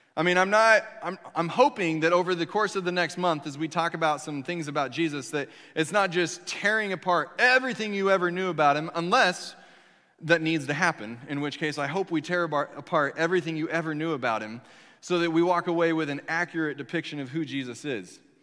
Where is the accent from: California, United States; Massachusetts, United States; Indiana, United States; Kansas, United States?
Kansas, United States; moved away as an adult; I'm from Kansas